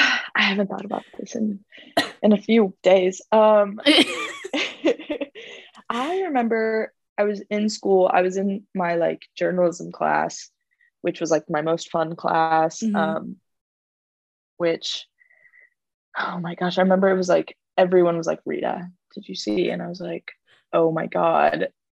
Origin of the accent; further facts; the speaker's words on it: Kosovo; born there; and I was born in Kosovo, so my parents like never got to like show me like hard rock or anything like that.